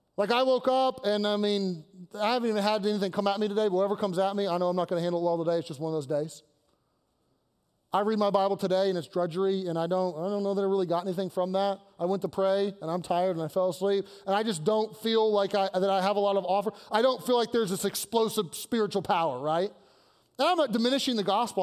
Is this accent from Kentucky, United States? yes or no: yes; Kentucky, United States; now in Pittsburgh, United States; I'm from Kentucky, where we marry our cousins